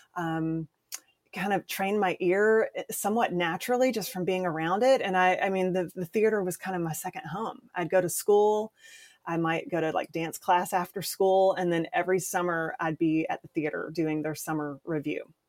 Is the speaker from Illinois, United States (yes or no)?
no; Columbia, South Carolina, United States; moved away as an adult; now in Nashville, United States; I started doing community theater in my hometown, Columbia, South Carolina